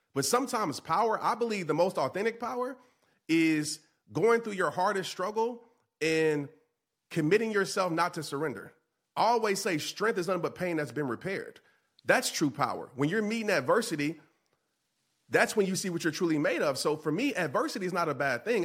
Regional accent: New Orleans, Louisiana, United States; a young child, uh, growing up in New Orleans

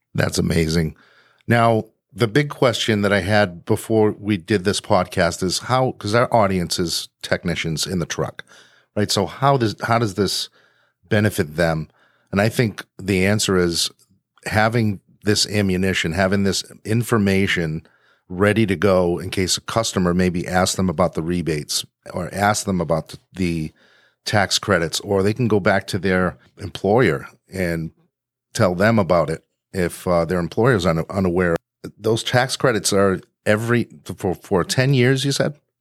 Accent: New England, United States; I'm from New England, so we have basements

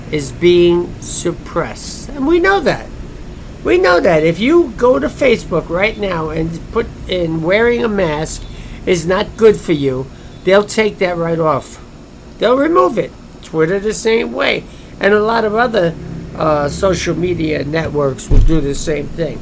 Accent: United States; I'm an American citizen.

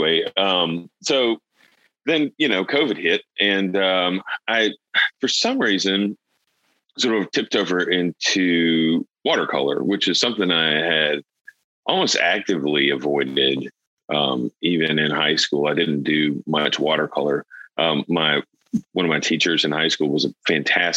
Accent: Vicksburg, Mississippi, United States; now in Jackson, United States; I grew up in Vicksburg, Mississippi.

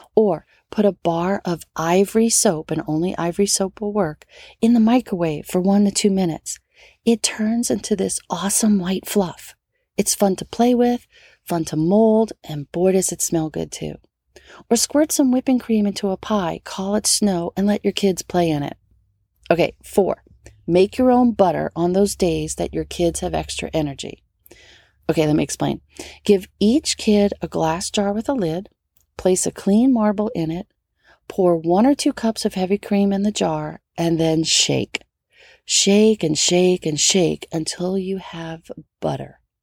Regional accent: New Orleans, Louisiana, United States; now in Southern California, United States; growing up in New Orleans

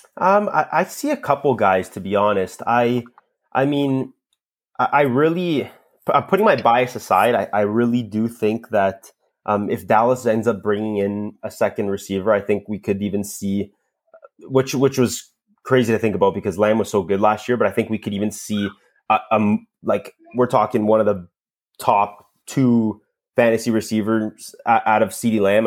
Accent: Toronto, Ontario, Canada; accent: Canadian; I'm from Toronto, Canada

